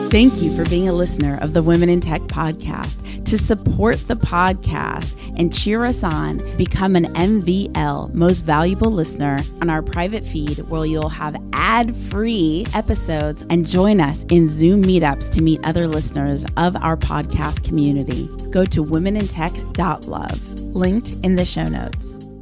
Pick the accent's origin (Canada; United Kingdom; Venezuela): Venezuela; now in San Francisco, United States; I'm from Venezuela, currently living in San Francisco